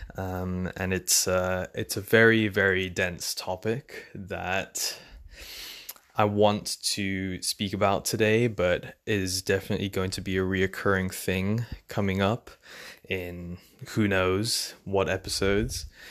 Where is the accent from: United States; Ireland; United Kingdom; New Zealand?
United Kingdom; England; also born or lived in London; I'm from England. I live in London.